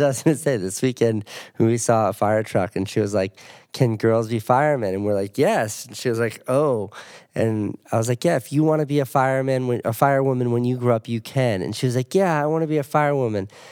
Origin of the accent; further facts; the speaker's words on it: New England, United States; also born or lived in Boston; I'm from New England. I went to, I lived, used to live in Boston